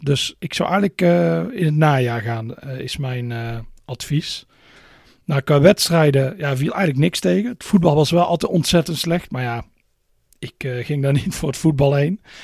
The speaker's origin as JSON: {"language": "Dutch", "country": "Netherlands", "said": "als Nederlander"}